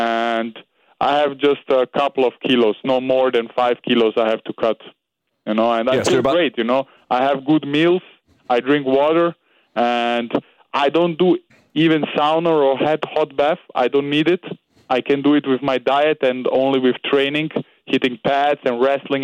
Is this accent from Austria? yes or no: yes; Austria; I'm from Serbia, but I was born and raised in Austria.